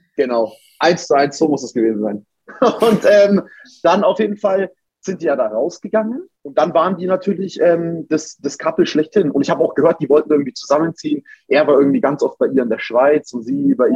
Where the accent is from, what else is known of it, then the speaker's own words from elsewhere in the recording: Nuremberg, Bavaria, Germany; moved away as an adult; also born or lived in Cologne; ich komme ja aus Nürnberg